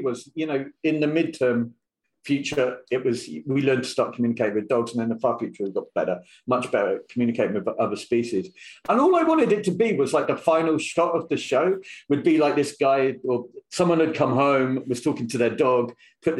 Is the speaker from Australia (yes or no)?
no; United Kingdom; I'm British.